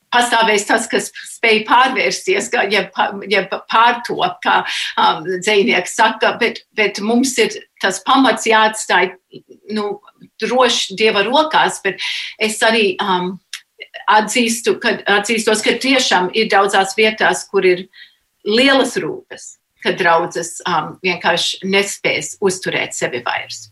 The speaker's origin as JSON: {"language": "Latvian", "country": "United States", "tie": "born or raised there", "said": "es nedzimu Latvijā, es piedzimu ASV, bet tas bija ieaudzināts, ka tas ir tā ir tava identitāte"}